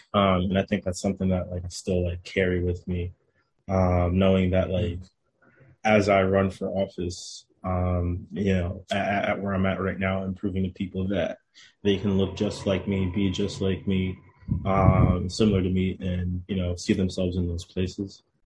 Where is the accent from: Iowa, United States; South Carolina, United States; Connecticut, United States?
Connecticut, United States; New Haven; also born or lived in Bronx, New York; So I was born in the Bronx. So I spent probably like the first 4 or 5-ish years of my life in the Bronx. Then I moved to New Haven for about a year